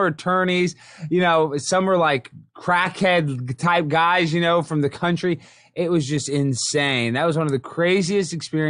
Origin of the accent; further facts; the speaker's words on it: Dallas, Texas, United States; I'm born and raised in Dallas, Texas.